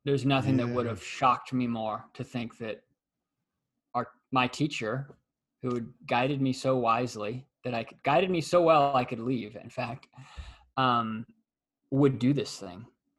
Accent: Los Angeles, California, United States; where I grew up in Los Angeles

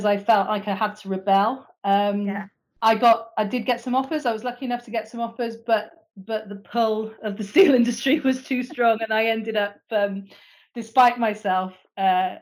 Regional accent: Bristol, South West England, United Kingdom; moved away as an adult; also born or lived in Swansea; I'm from Bristol originally

